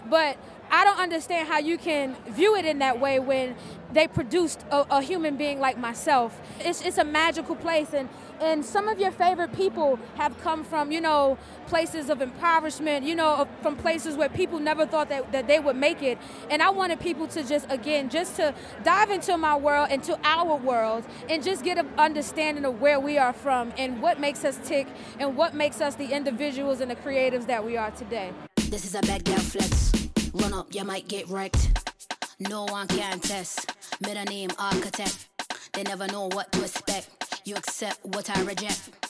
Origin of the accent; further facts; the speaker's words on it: Brooklyn, New York, United States; also born or lived in Virginia; Yes, a lot of people know me from Brooklyn. I'm from Brooklyn by way of Virginia